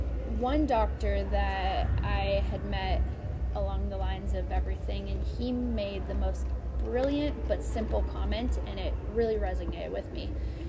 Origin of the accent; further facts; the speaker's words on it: Lake Tahoe area, United States; No, right outside of Tahoe area.